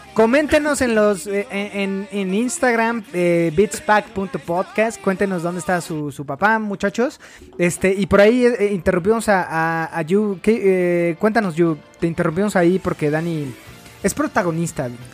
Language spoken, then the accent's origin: Spanish; Mexico; para nosotros en México